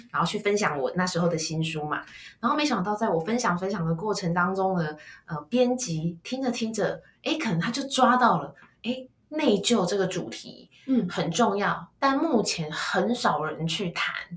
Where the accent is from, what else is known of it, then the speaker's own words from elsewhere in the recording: Kaohsiung, Taiwan; 我是高雄人，所以我爸爸就讲台语啦